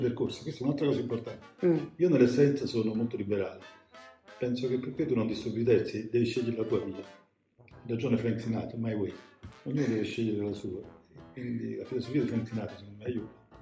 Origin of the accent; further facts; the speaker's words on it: Naples, Campania, Italy; sono napoletano